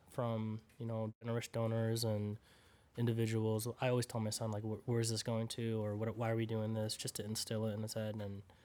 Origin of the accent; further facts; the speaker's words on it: Philippines; proud Filipino, every time I go back to the Philippines, I'm so proudful. I'm like, man, dude, I love being a Filipino, you know?